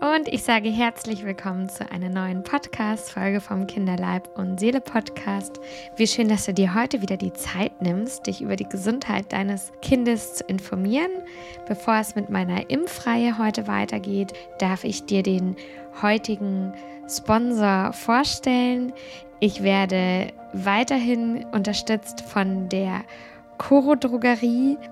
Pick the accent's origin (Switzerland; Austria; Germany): Germany; bei uns in Deutschland